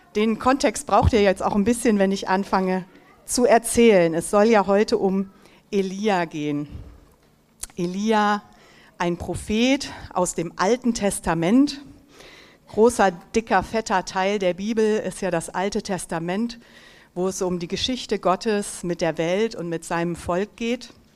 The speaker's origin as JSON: {"language": "German", "town": "Mönchengladbach", "region": "North Rhine-Westphalia", "country": "Germany", "tie": "born or raised there", "also_born_or_lived": "Düsseldorf / East Africa", "moved": "as an adult", "said": "ich bin hier in Mönchengladbach geboren und aufgewachsen"}